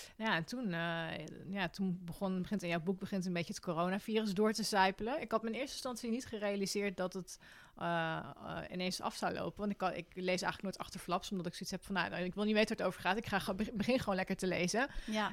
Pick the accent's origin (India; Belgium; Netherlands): Netherlands